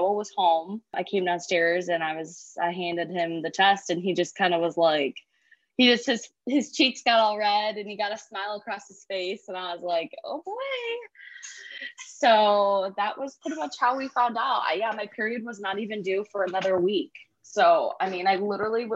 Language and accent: English; Perrysburg, Ohio, United States; now in Oregon, United States; I grew up in Perrysburg